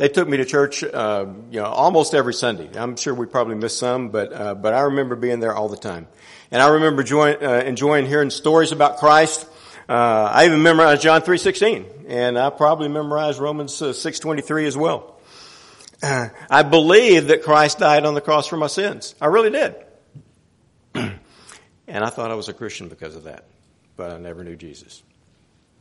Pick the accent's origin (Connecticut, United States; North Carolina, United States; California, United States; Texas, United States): Texas, United States; Houston; I grew up here in Houston, went to Waltrip High School, grew up in the Oak Forest area off of 610-290